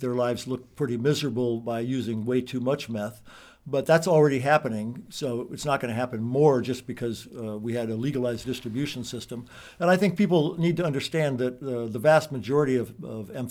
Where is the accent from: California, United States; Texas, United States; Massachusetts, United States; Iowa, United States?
Iowa, United States; Maquoketa; I was actually a police officer in Maquoketa, which is my hometown.